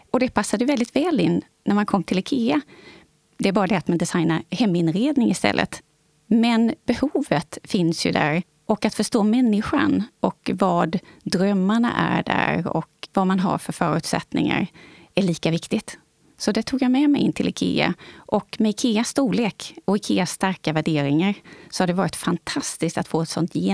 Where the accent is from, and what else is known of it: Växjö, Kronoberg County, Sweden